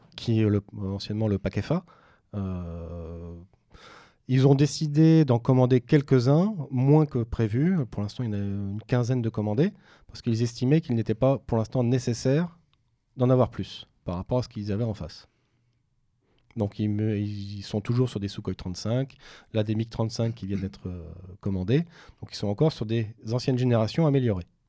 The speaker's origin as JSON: {"language": "French", "country": "France", "said": "chez nous en France"}